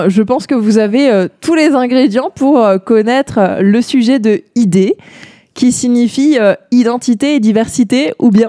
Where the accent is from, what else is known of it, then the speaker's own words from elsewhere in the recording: Alsace, Grand Est, France; now in L'Aigle, France; je viens de l'autre côté du Rhin par rapport euh, à toi, Merle, mais pas trop loin non plus, car euh, je suis euh, originaire d'Alsace.